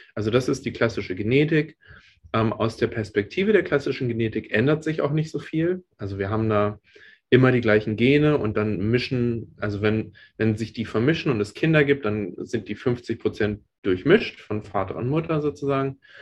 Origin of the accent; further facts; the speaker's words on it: Germany; now in United States; Ich bin ja in Deutschland aufgewachsen